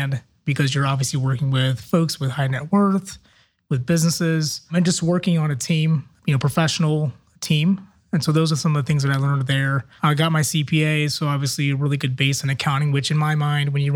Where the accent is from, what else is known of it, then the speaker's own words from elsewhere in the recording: Akron, Ohio, United States; moved away as an adult; also born or lived in Kent, Ohio / Cleveland, Ohio; now in Columbus, United States; I'm in Ohio born and raised, born in Akron, Ohio.